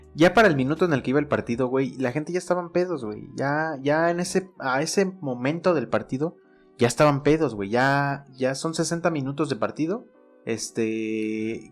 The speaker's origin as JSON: {"language": "Spanish", "country": "Mexico", "said": "uno como mexicano"}